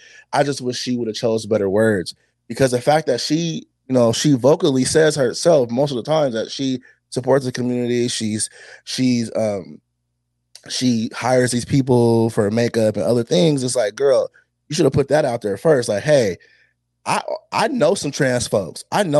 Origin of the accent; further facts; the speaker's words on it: United States; I was born in America.